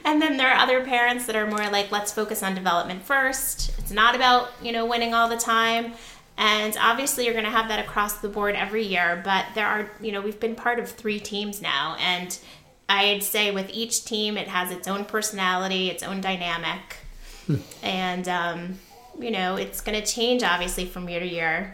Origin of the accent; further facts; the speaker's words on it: Connecticut, United States; now in New Jersey, United States; I grew up in Connecticut